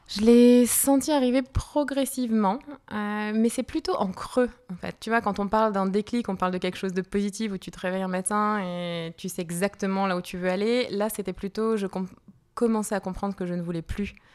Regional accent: Lille, Hauts-de-France, France; moved away as an adult; also born or lived in Italy / Brazil; now in Geneva, Switzerland; moi, je suis née à Lille, dans le nord de la France, et puis je suis arrivée sur Genève il y a à peu près une dizaine d'années

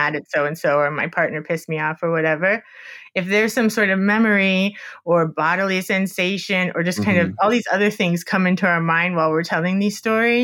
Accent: Miami, Florida, United States; I'm from Miami, and I went to a grad school in Fort Lauderdale, so just near Miami.

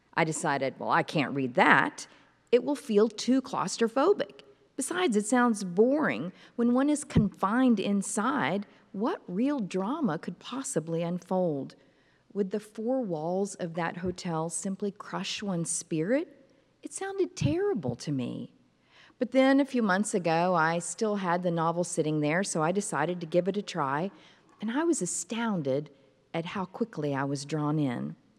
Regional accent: Fort Worth, Texas, United States; my hometown of Fort Worth, Texas

